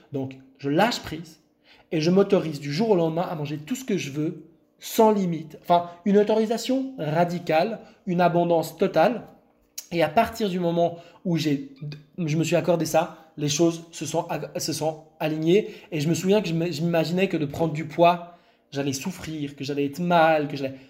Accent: Lebanon; je suis né au Liban, je viens du Liban

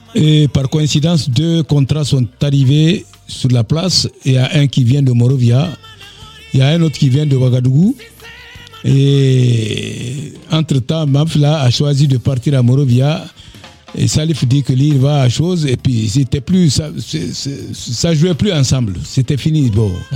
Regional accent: Dabola, Faranah Region, Guinea; moved away as an adult; also born or lived in Kankan, Guinea / Bamako, Mali / Abidjan, Côte d'Ivoire; je suis parti de d'Abola chez moi et pour euh, Cancan où j'ai passé quatre années de d'agronomie à l'université de Cancan

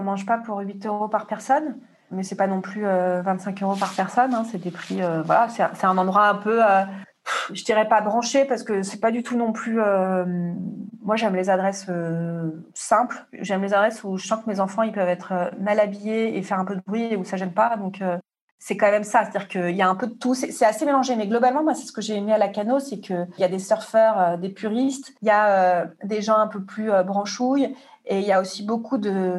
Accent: Marseille, Provence-Alpes-Côte d'Azur, France; moi, je suis de Marseille

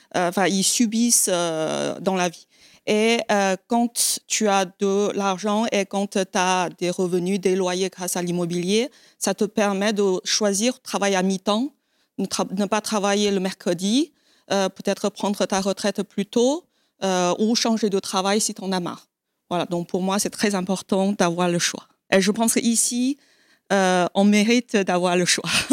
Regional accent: China; moved away as an adult; now in France; j'ai quitté la Chine euh, à l'âge de 19 ans

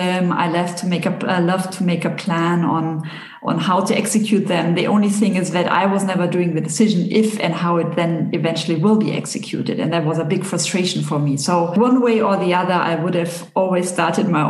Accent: Bavaria, Germany; now in Geneva, Switzerland; I'm from Bavaria

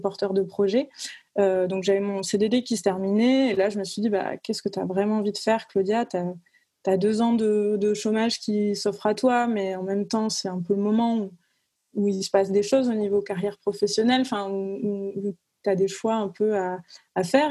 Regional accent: Cavaillon, Provence-Alpes-Côte d'Azur, France; moved away as an adult; now in Lyon, France; j'habite à Lyon, mais je viens pas de, Lyon. Je viens du sud de la France, donc j'ai grandi à Cavaillon

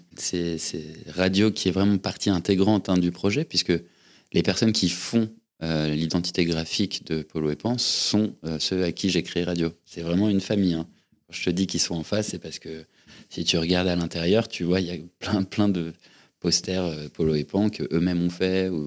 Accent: Paris, Île-de-France, France; je suis né à Paris, il y a 38 ans. Je suis, je suis un enfant parisien

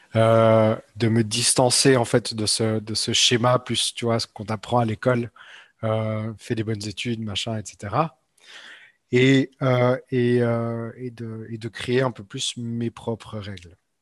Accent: Switzerland; moved away; Je viens de Suisse en fait euh, à la base.

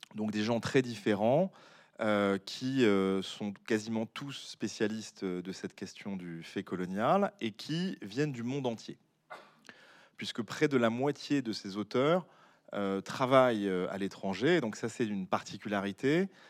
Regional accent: Bordeaux, Nouvelle-Aquitaine, France; moved away; je ne vis pas à Bordeaux, mais je suis natif de Bordeaux

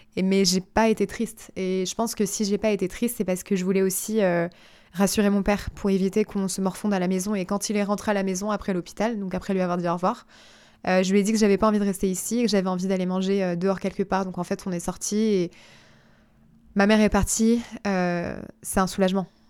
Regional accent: Gif-sur-Yvette, Île-de-France, France; je passe toute mon enfance à Gif-sur-Yvette

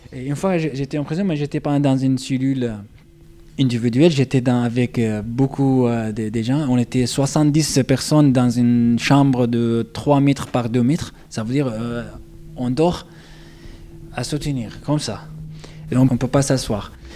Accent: Daraa, Daraa Governorate, Syria; born or raised there; French is a second language; moved away as an adult; also born or lived in Ibta, Syria / Damascus, Syria; now in Toulouse, France

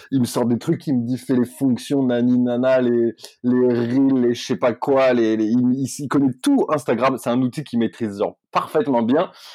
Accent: Corsica, France; je suis corse ma mère est corse

